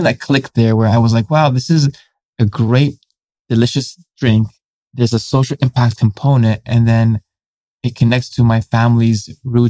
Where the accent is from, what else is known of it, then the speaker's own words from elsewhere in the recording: San Francisco, California, United States; growing up as a third culture kid, someone who has parents who immigrated here